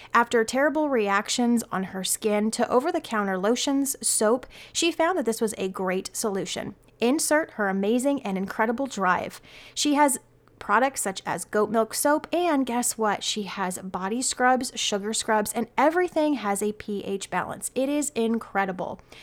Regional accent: Arizona, United States; my home state

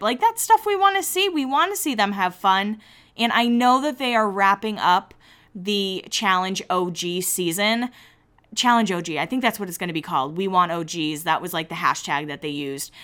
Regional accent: Massachusetts, United States; now in Nashville, United States; I am from Massachusetts. I've moved to Nashville

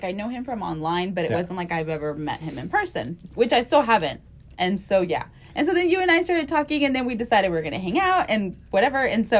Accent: Mission, Texas, United States; moved away as an adult; now in Houston, United States; I was from Mission, from the Valley. And I came here to Houston because we have a lot of family that lived here.

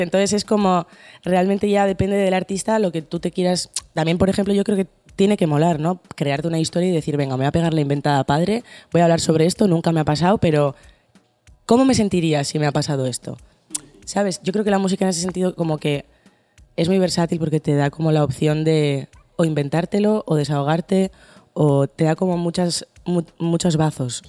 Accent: Bilbao, Basque Country, Spain; soy de Bilbo

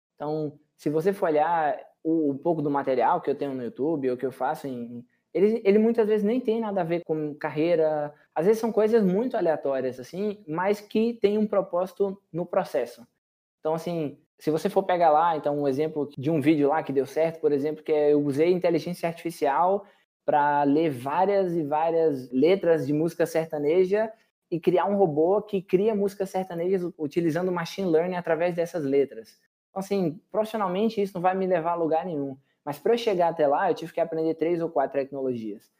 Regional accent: Correntina, Bahia, Brazil; moved away; also born or lived in Chile / United States / Canada; sou natural de Correntina, Bahia, extremo oeste baiano.

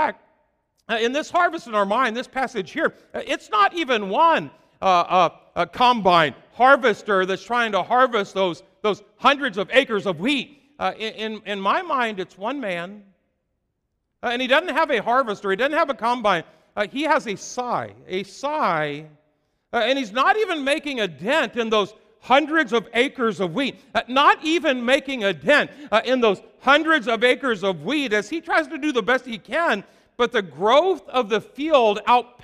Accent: Iowa, United States; I'm from Iowa

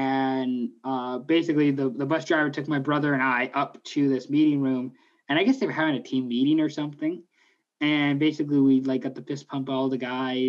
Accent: Washington, United States; now in Canada; I'm from Washington State. I kind of have to root for Gonzaga, I guess. I'm not Catholic.

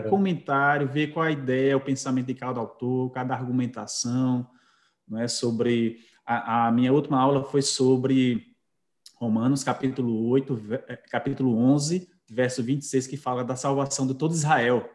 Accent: Caruaru, Pernambuco, Brazil; sou natural de Caruaru

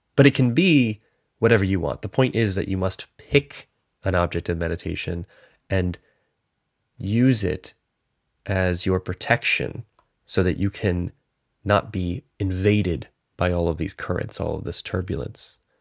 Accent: North Carolina, United States; I grew up in North Carolina

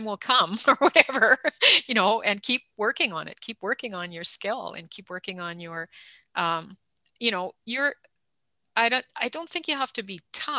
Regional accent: Canada; I'm the Canadian

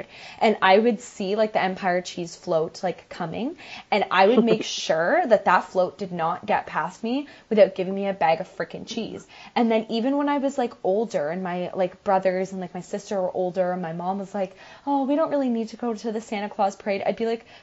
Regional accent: Campbellford, Ontario, Canada; my hometown where Carter and I grew up

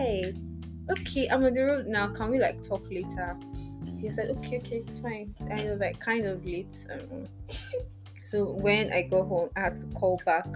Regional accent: Port Harcourt, Rivers State, Nigeria; I grew up in Port Harcourt

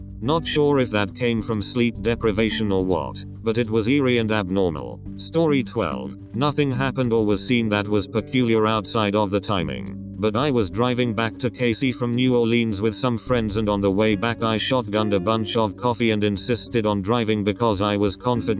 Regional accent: England, United Kingdom; I grew up in England in a place that's about as rural as it gets there.

